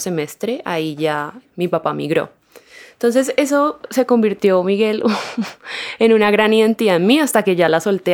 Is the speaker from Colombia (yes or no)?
yes; Cali, Valle del Cauca, Colombia; moved away as an adult; also born or lived in Uruguay; Yo soy caleña y viví en Cali por ahí hasta los 21, 22